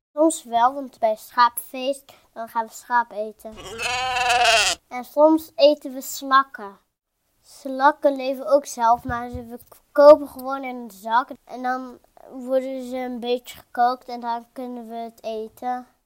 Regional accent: Netherlands; ik kom gewoon uit Nederland

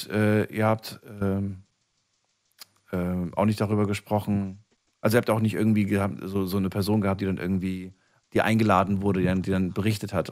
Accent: Neustadt, Germany; Wo, wo, wo kommst du her? Aus welcher Ecke? Neustadt. Aus Neustadt.

